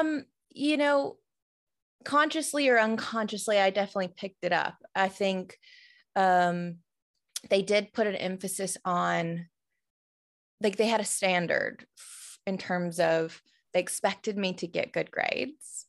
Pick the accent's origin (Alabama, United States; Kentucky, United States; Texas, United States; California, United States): Alabama, United States; Tuscaloosa; now in Atlanta, United States; I grew up in Tuscaloosa, where the University of Alabama is